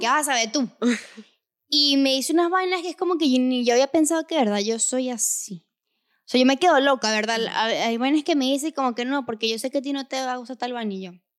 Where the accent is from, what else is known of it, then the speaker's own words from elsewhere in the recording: Venezuela; moved away; Nosotros somos de Venezuela. Venimos de una sociedad machista.